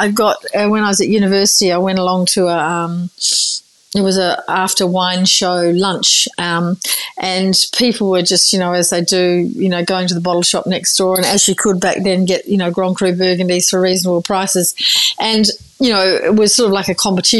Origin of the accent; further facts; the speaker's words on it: Margaret River, Western Australia, Australia; also born or lived in Busselton; then moved out to Margaret River in the late 70s.